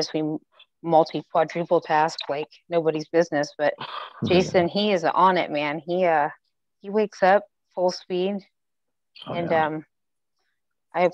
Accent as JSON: {"language": "English", "region": "Ohio", "country": "United States", "said": "I'm from Ohio, and not like Derbs, Ohio and Columbus where like people move around. I'm from a little bit further away down than that. So things stroll a little slower here."}